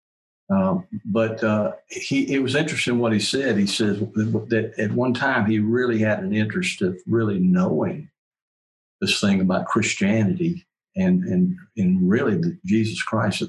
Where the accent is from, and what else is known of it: United States